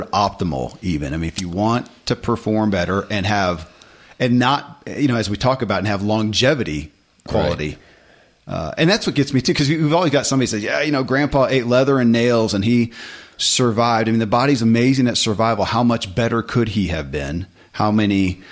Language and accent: English; Kentucky, United States; born or raised there